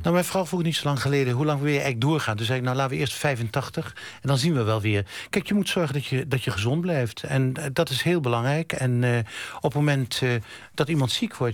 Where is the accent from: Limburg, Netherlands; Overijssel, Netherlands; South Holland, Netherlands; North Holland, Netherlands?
Overijssel, Netherlands; Zwolle; ik kom uit Zwolle